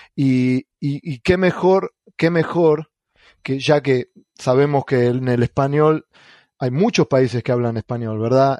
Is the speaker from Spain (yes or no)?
no; Argentina; first language Spanish; moved away as an adult; now in United States; en mi país, en Argentina